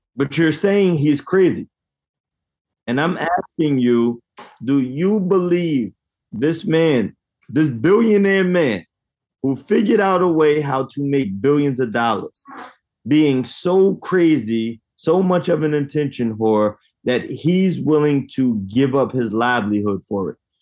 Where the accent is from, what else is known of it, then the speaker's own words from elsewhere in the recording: United States; I am American black, descendant of slaves